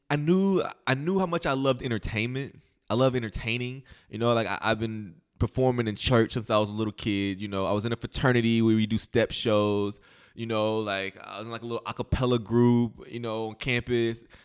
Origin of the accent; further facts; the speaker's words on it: Metropolis, Illinois, United States; moved away as an adult; also born or lived in Kentucky; now in Los Angeles, United States; I grew up in Illinois, first through eighth grade. I went to school in, in, in Metropolis, Illinois.